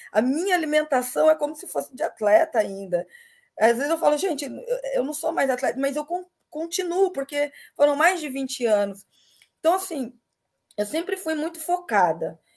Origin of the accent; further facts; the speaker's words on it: Miracatu, São Paulo, Brazil; eu sou do Vale do Ribeira, é, Miracatu, uma cidade de 20 mil habitantes, então, assim, quase ninguém se falava no esporte